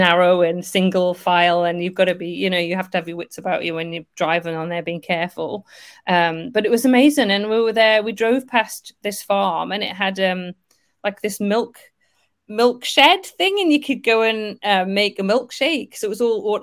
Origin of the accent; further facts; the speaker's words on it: Northumberland, North East England, United Kingdom; moved away; I'm originally from Northumberland, so really kind of familiar with Hadrian's Wall